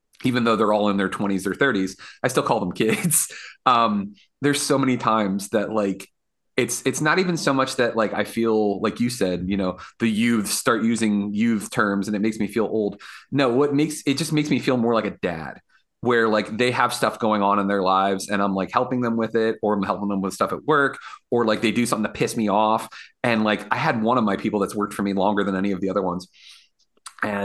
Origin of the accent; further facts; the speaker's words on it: Woodbridge, Virginia, United States; now in Fredericksburg, United States; living here and living in Fredericksburg and growing up in Woodbridge is a weird town